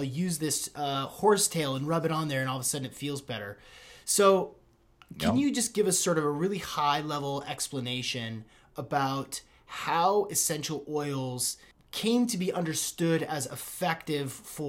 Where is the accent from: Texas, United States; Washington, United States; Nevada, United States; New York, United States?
Washington, United States; Seattle; just growing up sort of a hippie kid in Seattle